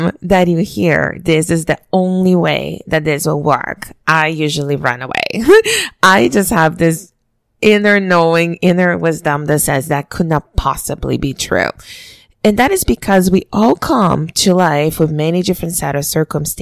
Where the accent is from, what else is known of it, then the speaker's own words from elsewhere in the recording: Brazil; moved away; the way I was raised back home in Brazil